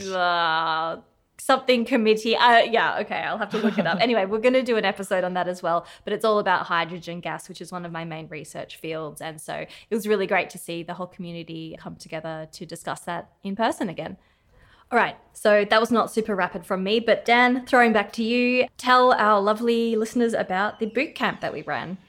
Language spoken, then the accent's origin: English; Australia; now in Cape Town, South Africa; I am from Australia originally, but now I'm very excited to be back in Cape Town in person